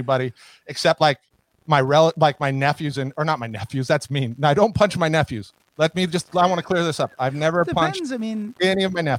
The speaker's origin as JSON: {"language": "English", "town": "Reno", "region": "Nevada", "country": "United States", "said": "I'm from Reno"}